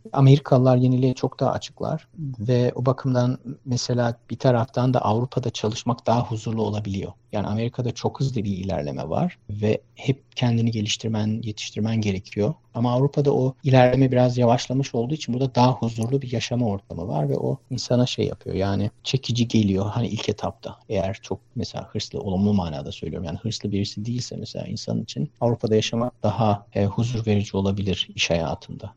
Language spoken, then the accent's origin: Turkish; Ankara, Turkey; moved away as an adult; also born or lived in United States; now in Germany; Ankara'da büyüdüm ben